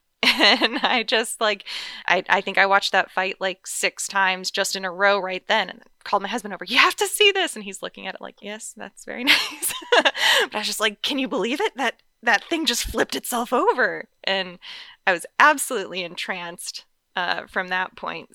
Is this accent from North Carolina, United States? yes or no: yes; North Carolina, United States; now in Las Vegas, United States; I grew up in North Carolina, and I've lived all over the place since.